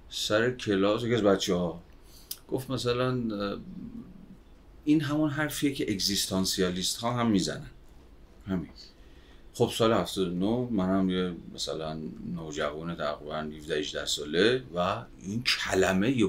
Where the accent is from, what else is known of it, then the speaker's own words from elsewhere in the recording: Babol, Mazandaran, Iran; از اول تا آخر بچه بابلم مازندران سال 61 هم دنیا آمده